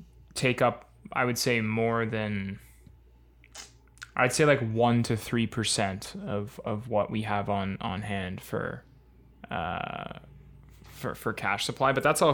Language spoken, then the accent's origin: English; Etobicoke, Ontario, Canada; Hey, guys. I'm from Etobicoke, Ontario.